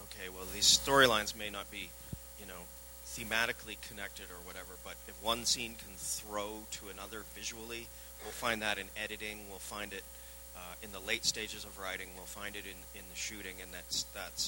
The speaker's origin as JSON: {"language": "English", "town": "Vancouver", "region": "British Columbia", "country": "Canada", "said": "I'm from Vancouver"}